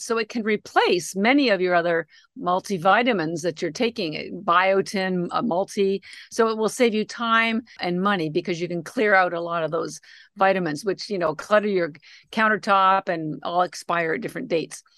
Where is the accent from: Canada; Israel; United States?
Canada; moved away; I'm actually Canadian, and my younger sister still lives in Canada